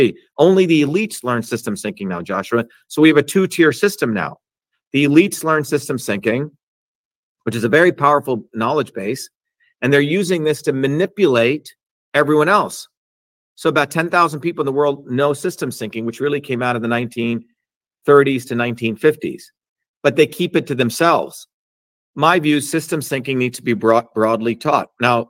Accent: India; when I was growing up in India, I should find that picture.

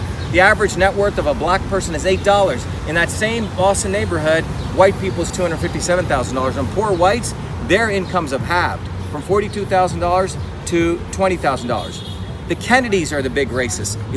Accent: India; moved away; When I grew up in India as a kid

